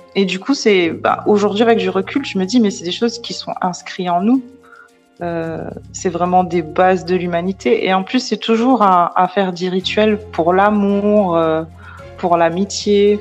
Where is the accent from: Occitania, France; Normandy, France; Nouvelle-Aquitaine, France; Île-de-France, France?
Île-de-France, France; Paris; je suis née à Paris, j'ai grandi à Paris